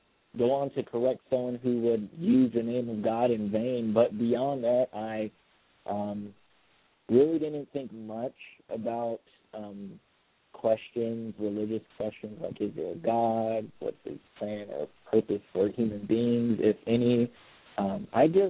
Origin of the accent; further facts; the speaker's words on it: Miami, Florida, United States; now in South Bend, United States; I was raised in Miami, Florida, in a single-parent household